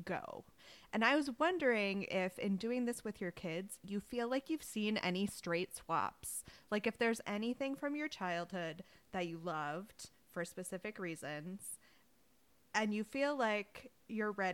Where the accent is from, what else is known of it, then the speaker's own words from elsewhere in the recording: Wisconsin, United States; Growing up in Wisconsin, they had us read Little House in the Big Woods in school